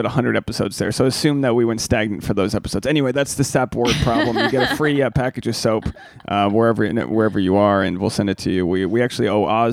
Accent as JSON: {"language": "English", "town": "Newport", "region": "Rhode Island", "country": "United States", "tie": "born or raised there", "said": "I was growing up in Newport, it was like not, you know, it's a middle class town"}